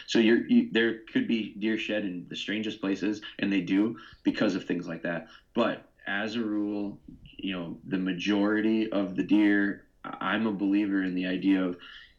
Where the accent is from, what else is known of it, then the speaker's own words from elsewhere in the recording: Midwest, United States; I'm from the Midwest